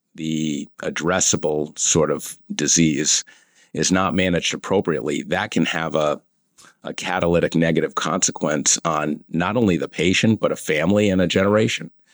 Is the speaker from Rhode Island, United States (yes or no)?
yes; Cumberland, Rhode Island, United States; also born or lived in Providence, Rhode Island; I was born and raised in Rhode Island, uh, born in Providence and, uh, raised in a small little suburb outside of, uh, uh, Providence, Cumberland, Rhode Island